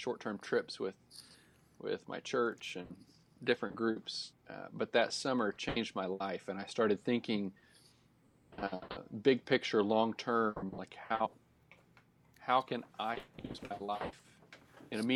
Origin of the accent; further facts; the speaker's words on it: Indianapolis, Indiana, United States; moved away as an adult; also born or lived in Abilene, Texas; now in Fort Worth, United States; I am a Midwesterner at heart, born and raised in Indianapolis